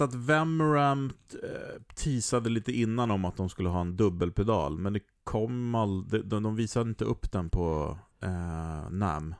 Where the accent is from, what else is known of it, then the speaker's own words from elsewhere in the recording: Sweden; som svensk